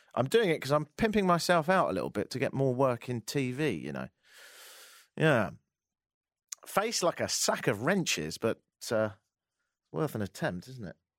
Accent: England, United Kingdom; now in Canada; I'm from England

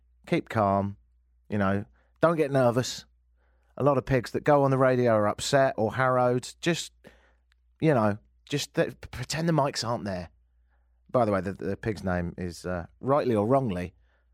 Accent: London, United Kingdom; now in Toronto, Canada; I'm from London. And I live here now.

